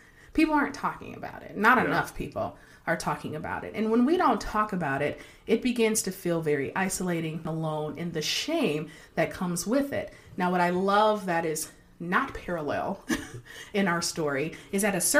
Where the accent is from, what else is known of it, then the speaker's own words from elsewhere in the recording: Detroit, Michigan, United States; I grew up in Detroit and on a nice block, but there weren't a lot of kids